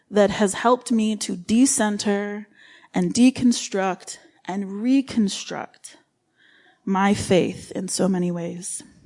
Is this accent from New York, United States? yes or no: yes; Livingston County, New York, United States; moved away as an adult; also born or lived in Rochester, New York / Romania / Qatar / Oman; I was born in Rochester and raised in Livingston County